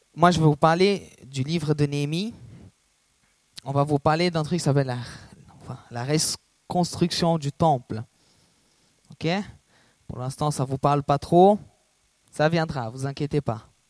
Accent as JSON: {"language": "French", "country": "Brazil", "tie": "born or raised there", "moved": "yes", "said": "je suis brésilien"}